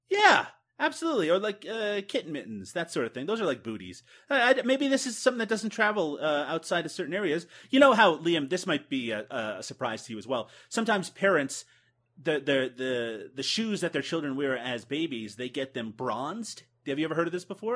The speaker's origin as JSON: {"language": "English", "region": "Newfoundland and Labrador", "country": "Canada", "said": "I'm from Newfoundland in uh, Canada, which is the furthest eastern, eastern point of North America"}